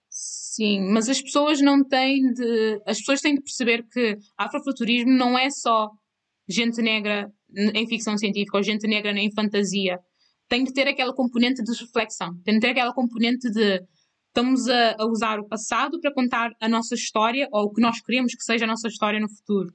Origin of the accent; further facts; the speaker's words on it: Cape Verde; moved away; eu também nasci em Cabo Verde. E nasci em Cabo Verde. Eu cresci em Cabo Verde